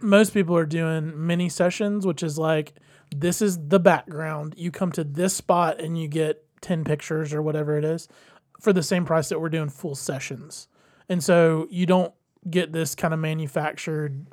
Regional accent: Georgia, United States; we're from the area, we're from Georgia

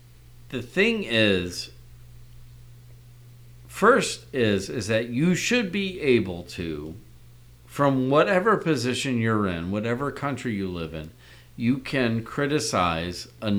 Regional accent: United States; I'm still an American

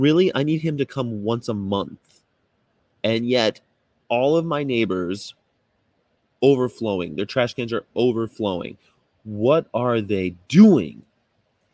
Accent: United States; also born or lived in Germany; I'm American, so like we're all mixed up. But I'm like German-Irish mostly. And I lived in Germany for 6 years

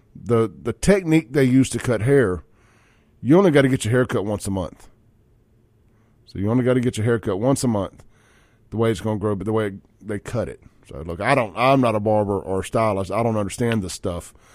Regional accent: Jackson, Mississippi, United States; I come from Jackson, Mississippi

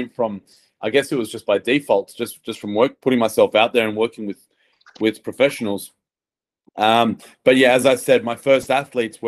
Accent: Australia; the Australian Strength Coach.

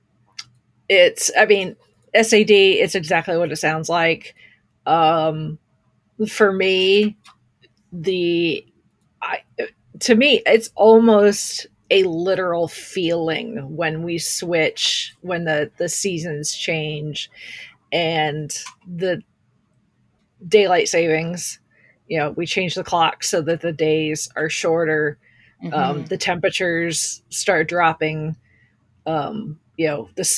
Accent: Indiana, United States; being born and raised in the Midwest

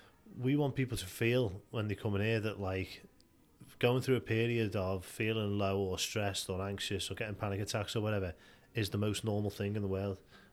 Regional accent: Liscard, North West England, United Kingdom; So I grew up in Liscard, and you know, got mates in Liscard and Wallasey and New Brighton, and like went to Mosson School and all

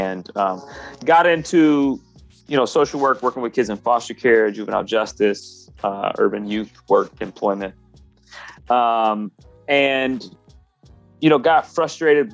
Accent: Grand Rapids, Michigan, United States; born and raised in Grand Rapids in the early 80s

